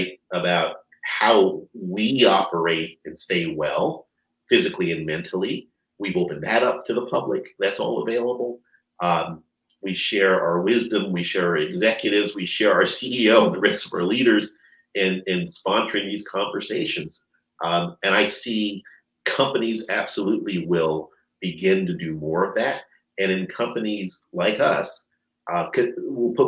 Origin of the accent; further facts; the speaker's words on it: New Jersey, United States; We grew up in New Jersey